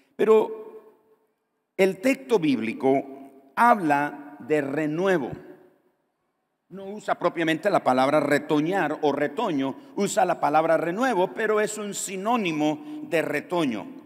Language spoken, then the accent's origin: Spanish; Nicaragua; Muchos nicaragüenses han tenido que salir de nuestro país